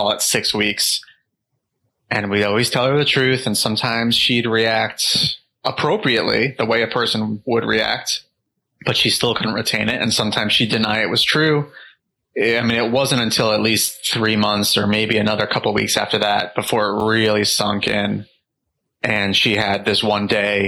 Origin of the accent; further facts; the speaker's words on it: New York, United States; we moved into my parents' house where I grew up in New York.